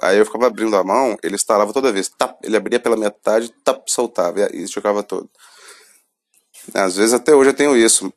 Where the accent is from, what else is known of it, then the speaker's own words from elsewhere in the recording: Brazil; sou brasileiro